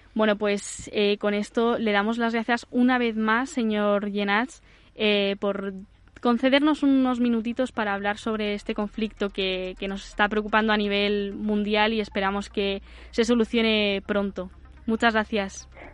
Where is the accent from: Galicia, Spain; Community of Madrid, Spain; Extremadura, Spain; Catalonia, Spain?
Community of Madrid, Spain; Madrid; yo que soy de Madrid